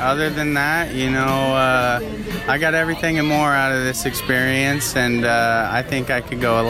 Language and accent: English; West Linn, Oregon, United States; I am local. I grew up in West Lynn, so 20 minutes south of here.